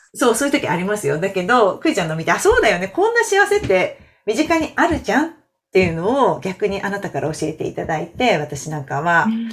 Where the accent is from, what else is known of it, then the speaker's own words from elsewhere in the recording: Toyama, Japan; now in Shizuoka, Japan; 私、富山なんですけど